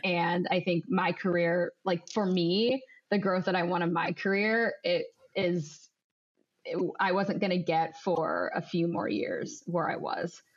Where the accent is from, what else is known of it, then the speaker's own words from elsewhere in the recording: Ohio, United States; moved away as an adult; now in Chicago, United States; I'm originally born and bred in Ohio, and then I moved to Chicago to start work